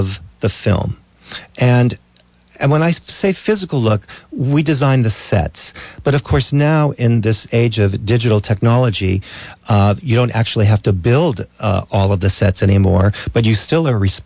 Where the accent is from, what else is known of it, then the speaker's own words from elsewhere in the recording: Los Angeles, California, United States; now in Vermont, United States; Los Angeles, which, of course, is my hometown